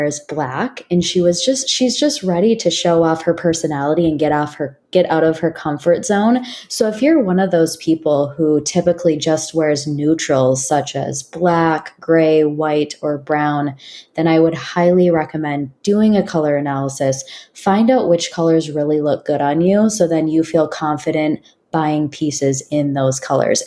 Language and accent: English; Minnesota, United States; moved away as an adult; now in San Francisco Bay Area, United States; I'm originally from Minnesota